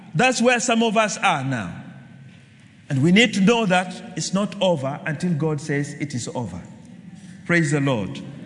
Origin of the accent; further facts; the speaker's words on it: Kenya; I'm a Kenyan